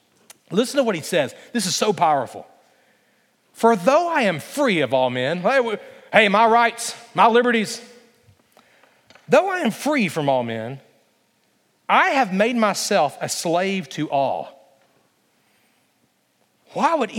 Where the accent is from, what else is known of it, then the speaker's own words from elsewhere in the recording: Alabama, United States; moved away as an adult; also born or lived in Christiansburg, Virginia / Lynchburg, Virginia; I'm from Alabama